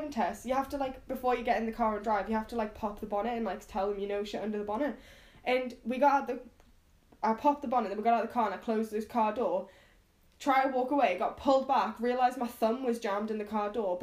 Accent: United Kingdom; I'm a British person in New York

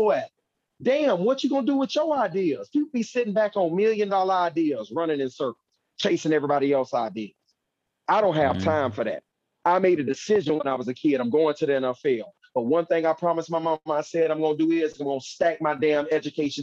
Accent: Fort Lauderdale, Florida, United States; moved away as an adult; also born or lived in Missouri; Growing up in the Fort Lauderdale city limits of Broward County

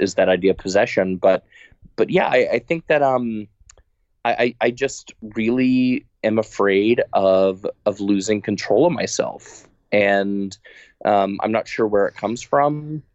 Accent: Texas, United States; moved away; I'm from Texas originally

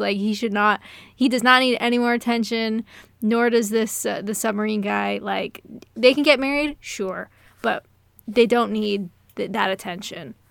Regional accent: Canada; I'm Canadian

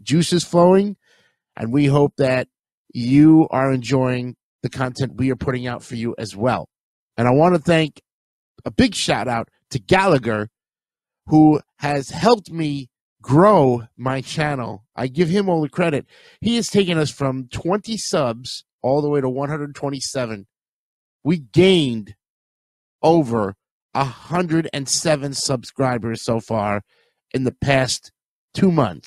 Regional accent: New York City, New York, United States; now in Oviedo, United States; we're doing my hometown, folks. That's right, Richmond Hill

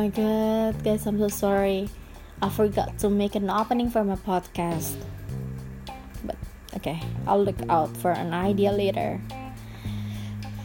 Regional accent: Indonesia; first language Indonesian; English is a second language; Bahasa Indonesia is my mother language, because I come from Indonesia

